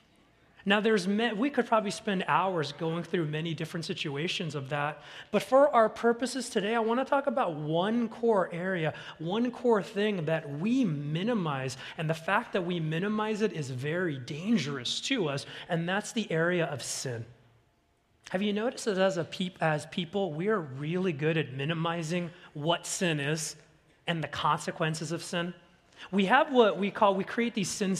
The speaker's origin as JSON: {"language": "English", "region": "Southern California", "country": "United States", "tie": "born or raised there", "said": "Having been born and raised in Southern California"}